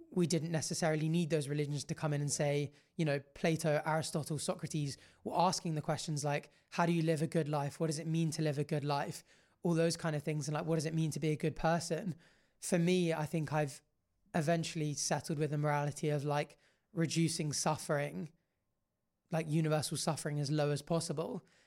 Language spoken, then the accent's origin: English; Jersey; obviously we grew up in Jersey